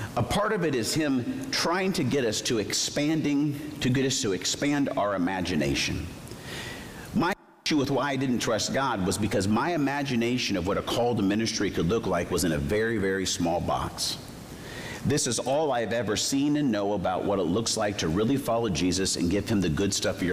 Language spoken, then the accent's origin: English; Arizona, United States; I grew up in Arizona